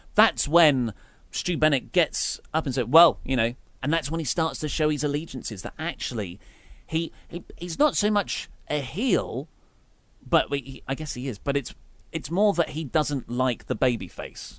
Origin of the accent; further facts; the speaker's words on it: United Kingdom; We are obviously British